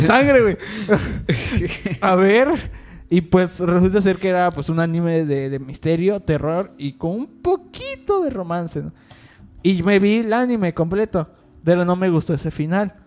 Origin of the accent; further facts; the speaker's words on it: Mexico; hay que apoyar como mexicanos